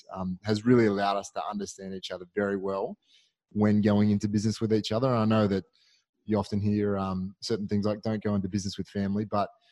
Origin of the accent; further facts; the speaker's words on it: Australia; being an Aussie